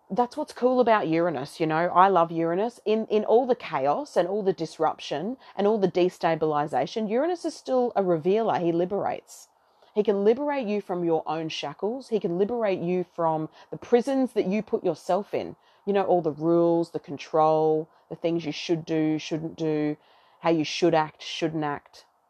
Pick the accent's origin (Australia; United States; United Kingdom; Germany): Australia; accent: Aussie twang; now in Brisbane, Australia; I am an Aussie